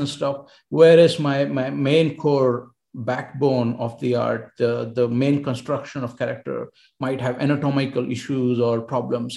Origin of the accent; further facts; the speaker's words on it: India; moved away as an adult; also born or lived in Barcelona, Spain / Helsinki, Finland; I was from India